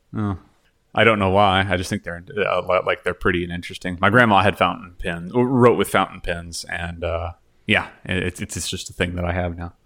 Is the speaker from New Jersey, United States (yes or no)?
no; Texas, United States; moved away as an adult; now in Canada; I'm from Texas